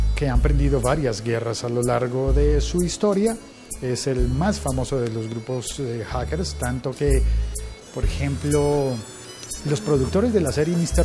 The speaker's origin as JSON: {"language": "Spanish", "country": "Colombia"}